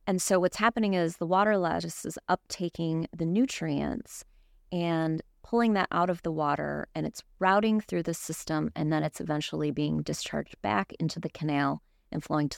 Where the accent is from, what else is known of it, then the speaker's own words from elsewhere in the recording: Michigan, United States; moved away as an adult; now in Florida, United States; So I grew up in Michigan, the Great Lakes. I was always surrounded by water, grew up on the water.